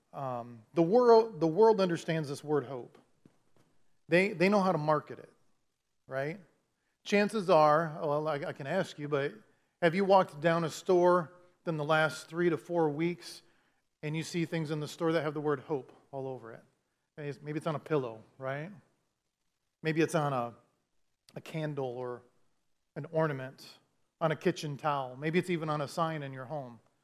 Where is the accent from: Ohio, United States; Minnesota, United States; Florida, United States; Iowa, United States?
Iowa, United States; Clinton; moved away as an adult; also born or lived in Dallas, Texas; I grew up in Clinton all my life, okay? Uh, from, from the moment I was born till twenty something when we moved